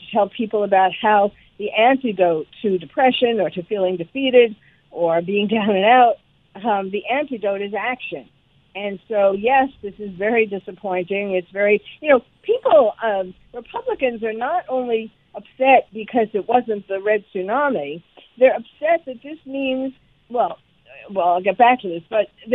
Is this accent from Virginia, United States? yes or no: no; New York City, New York, United States; moved away; I'm originally from New York, and so New York City